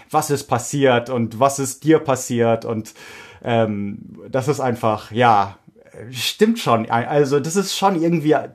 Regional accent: Oregon, United States; German is a second language; okay, ich komme aus Oregon.

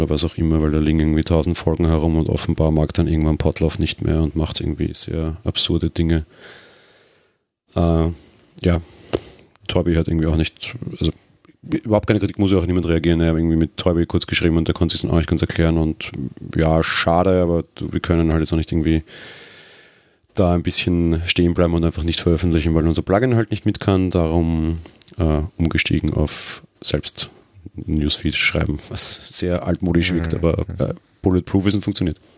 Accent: Austria; Na gut, okay, ich bin Österreicher, wir kennen jetzt nicht alle deutschen

